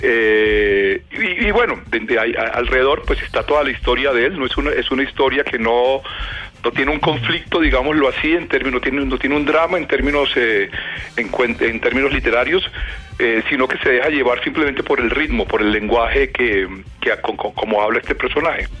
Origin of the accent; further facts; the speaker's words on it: Valledupar, Cesar, Colombia; algo que crecí oyendo en Valledupar